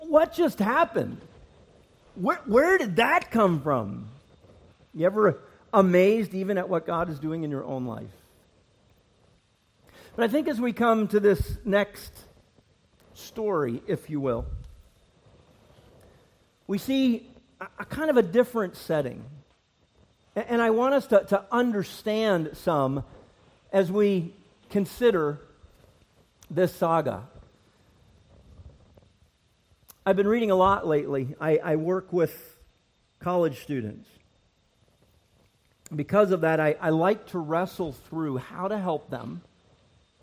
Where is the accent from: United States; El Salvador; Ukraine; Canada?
Canada; Nova Scotia; also born or lived in Northern Ireland; I was born in Northern Ireland. Lived there till I was four, and then my family immigrated to Nova Scotia, Canada, where I grew up.